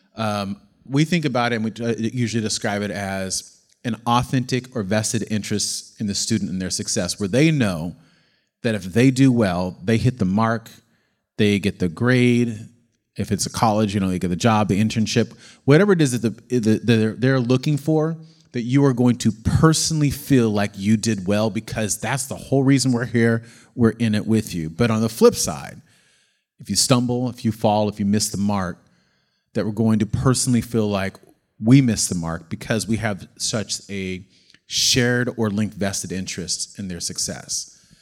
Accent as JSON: {"language": "English", "town": "McCloud", "region": "California", "country": "United States", "tie": "born or raised there", "also_born_or_lived": "Oakland, California", "lives_now": "San Diego, United States"}